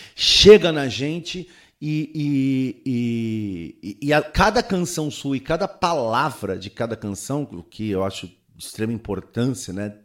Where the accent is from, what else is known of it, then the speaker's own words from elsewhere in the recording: Santos, São Paulo, Brazil; sou de Santos